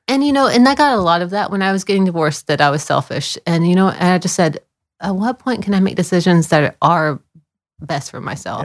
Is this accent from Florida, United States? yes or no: yes; Florida, United States; moved away as an adult; also born or lived in Dunlap, Tennessee; I grew up mostly in Florida. I was born in Tennessee, but I grew up mostly in Florida.